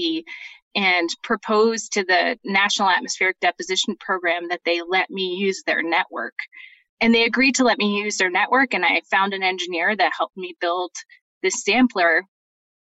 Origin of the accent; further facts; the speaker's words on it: British Columbia, Canada; moved away as an adult; also born or lived in Montreal, Canada / Boulder, Colorado, United States; now in Utah, United States; I was born in Montreal, and then my family moved to British Columbia, where I did finished my first two degrees at Simon Fraser University